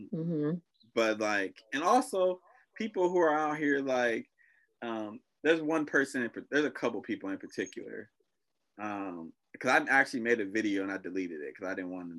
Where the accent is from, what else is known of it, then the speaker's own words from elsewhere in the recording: United States; I'm American, but I'm Black